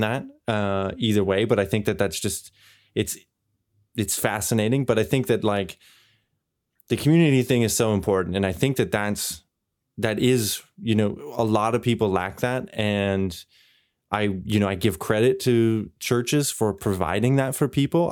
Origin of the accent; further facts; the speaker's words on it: Canada; now in Europe; my experience growing up in Canada and now living here in Europe